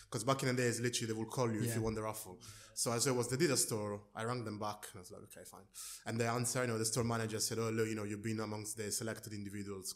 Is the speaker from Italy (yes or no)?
yes; near Rome, Lazio, Italy; moved away as an adult; also born or lived in London, United Kingdom; So I was born in London to Nigerian parents, and then we actually moved down to Italy in a place near Rome where I grew up. I stayed there until I was about 19